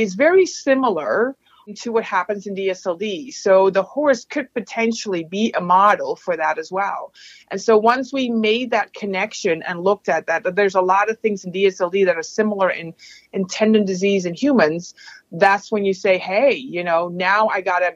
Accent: Netherlands; moved away as an adult; also born or lived in Utrecht, Netherlands / Mississippi, United States / Indiana, United States; now in Madison, United States; I am Dutch, so I grew up in the Netherlands

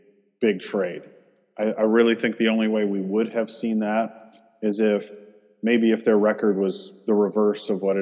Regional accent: Michigan, United States; I grew up in Michigan

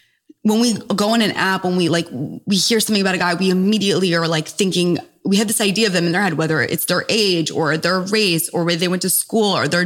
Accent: New York City, New York, United States; also born or lived in Durham, North Carolina; Born and raised in New York City

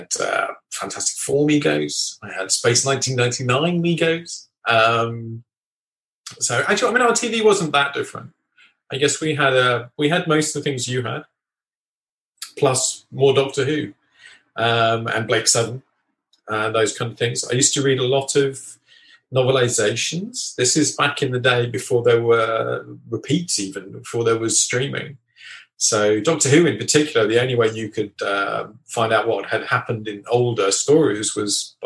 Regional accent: England, United Kingdom; I'm English

